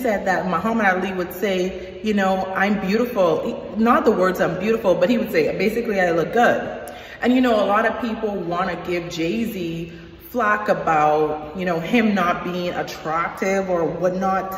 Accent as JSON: {"language": "English", "country": "Bahamas", "moved": "yes", "lives_now": "United States", "said": "I am from the Bahamas and I am in America"}